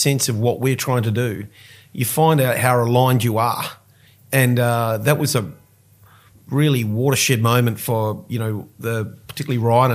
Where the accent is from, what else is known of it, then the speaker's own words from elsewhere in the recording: New Zealand; now in Australia; I'm a New Zealander.